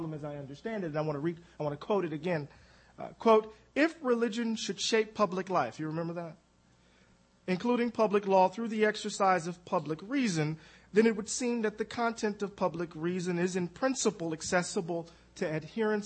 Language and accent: English; Mississippi, United States; I'm from Mississippi